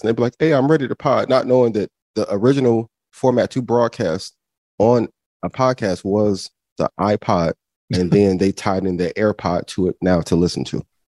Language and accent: English; Indiana, United States; I'm from Indiana